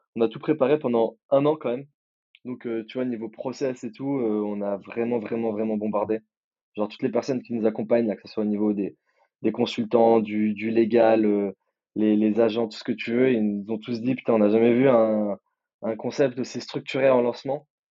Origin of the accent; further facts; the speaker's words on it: Nice, Provence-Alpes-Côte d'Azur, France; moi je viens de Nice aussi